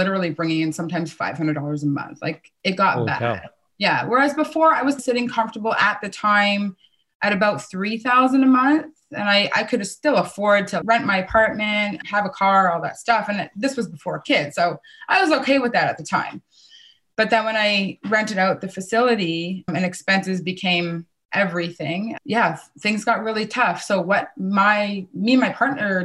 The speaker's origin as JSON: {"language": "English", "town": "Kitchener", "region": "Ontario", "country": "Canada", "tie": "born or raised there", "said": "I grew up right in my hometown in Kitchener."}